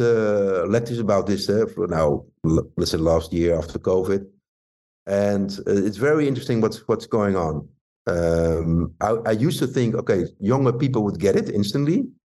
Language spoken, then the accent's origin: English; Rotterdam, South Holland, Netherlands; Rotterdam, my hometown